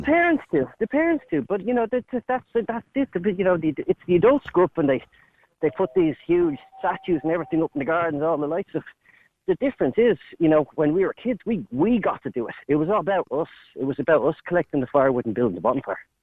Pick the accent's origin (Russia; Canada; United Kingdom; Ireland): Ireland; Dublin, Leinster; I grew up in Raheny